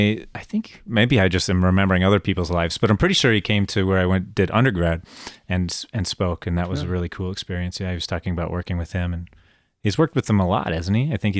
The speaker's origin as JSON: {"language": "English", "region": "Minnesota", "country": "United States", "said": "I'd never experienced cockroaches before because I was from Minnesota."}